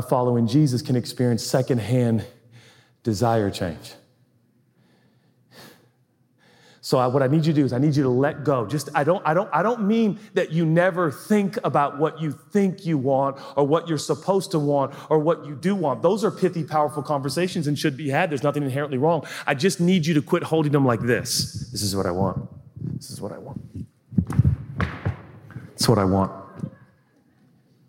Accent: United States

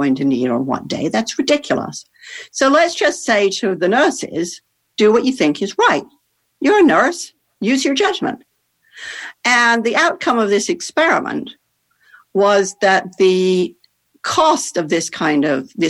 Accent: Netherlands; I grew up in the Netherlands

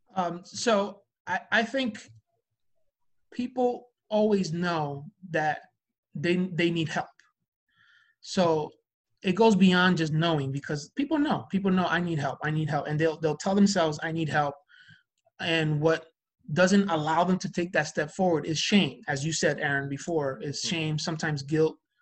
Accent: New Jersey, United States; we're from Jersey

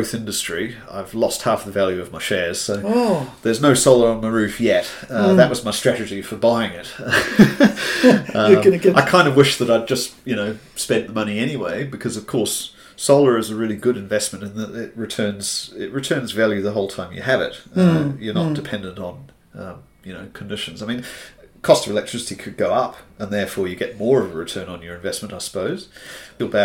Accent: Hamilton, Waikato, New Zealand; I grew up in Hamilton

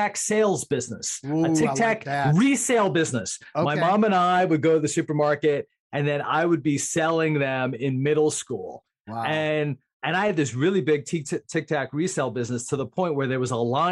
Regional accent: Northern New Jersey, United States; I'm growing up in Northern New Jersey

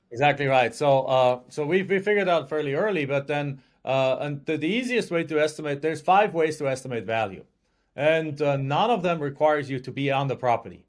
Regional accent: Germany; English is a second language; moved away as an adult; now in United States

